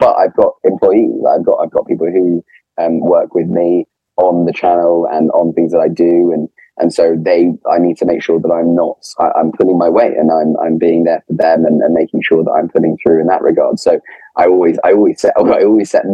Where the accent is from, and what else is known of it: England, United Kingdom; accent: Posh